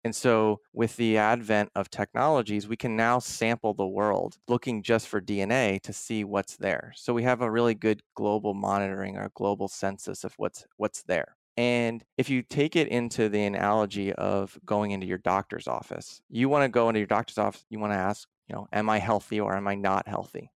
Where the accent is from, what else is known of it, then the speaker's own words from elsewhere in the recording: outside of Philadelphia, Pennsylvania, United States; moved away as an adult; also born or lived in Vermont / Washington; I grew up outside of Philadelphia, pretty urban en-, environment